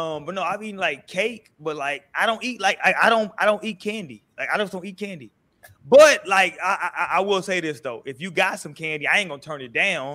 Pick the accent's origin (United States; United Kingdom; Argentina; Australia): United States; Houston, Texas; I grew up in Houston, and we grew up putting Skittles in our lean